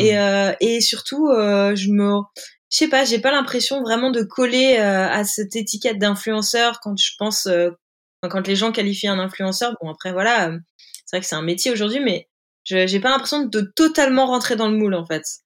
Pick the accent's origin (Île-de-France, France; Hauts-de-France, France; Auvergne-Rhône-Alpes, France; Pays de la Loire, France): Hauts-de-France, France; moved away as an adult; now in Biarritz, France; moi, je suis originaire du nord de la France, une ch'ti